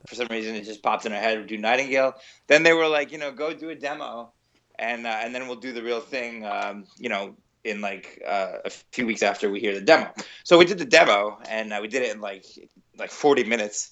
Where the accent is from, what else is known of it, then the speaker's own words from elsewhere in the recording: New Jersey, United States; moved away as an adult; now in New York City, United States; I'm originally from New Jersey. I moved to New York when I was eighteen